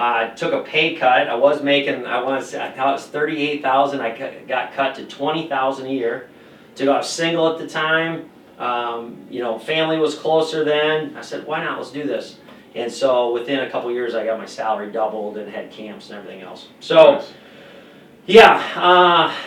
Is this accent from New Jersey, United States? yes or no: no; Osage, Iowa, United States; moved away as an adult; now in La Crosse, United States; being from a small town from Osage, Iowa, 3,500 people